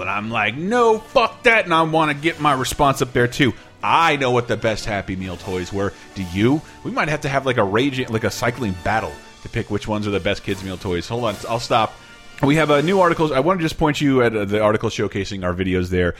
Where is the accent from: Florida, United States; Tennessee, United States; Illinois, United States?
Florida, United States; Tallahassee; I grew up in the South, but not like the not even like the grotesque or the fun South, or like the, the hmm. just like Tallahassee, Florida